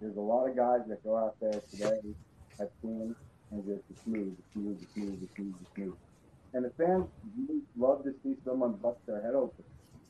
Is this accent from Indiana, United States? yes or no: no; New York, United States; I grew up in the World Class Championship in AWA. So I've seen all of the wrestling in New York growing up